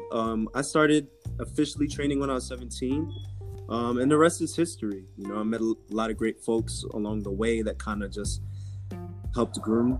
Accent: Rockland County, New York, United States; also born or lived in Brooklyn, New York; I am from New York, born in Brooklyn, raised in Rockland County

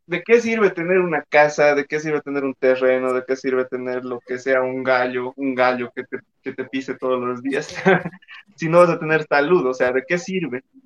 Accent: Cochabamba, Bolivia; moved away; yo soy de Cochabamba

